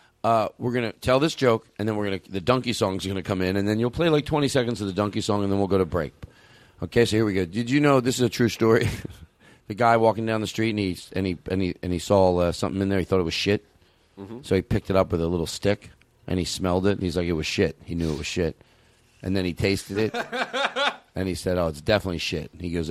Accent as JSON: {"language": "English", "town": "Pasadena", "region": "California", "country": "United States", "said": "I'm from Pasadena."}